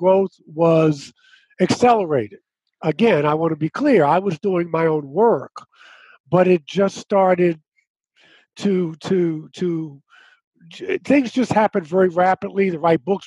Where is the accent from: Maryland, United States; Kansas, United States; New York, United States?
Maryland, United States; Baltimore; I was born in Baltimore, Maryland